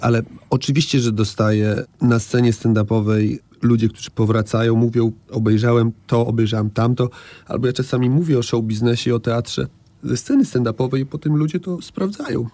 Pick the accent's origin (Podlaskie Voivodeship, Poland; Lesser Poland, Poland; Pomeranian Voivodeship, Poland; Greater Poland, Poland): Podlaskie Voivodeship, Poland; Białystok; moved away; to moje rodzinne miasto i, i myślę sobie, że fajnie, że tam mieszkałem